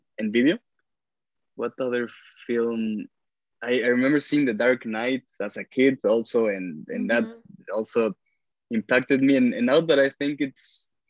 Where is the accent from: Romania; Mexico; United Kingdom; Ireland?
Mexico; Mexico City; moved away as an adult; now in United States; I grew up in Mexico City. Well, my whole childhood, I studied there since kindergarten until high school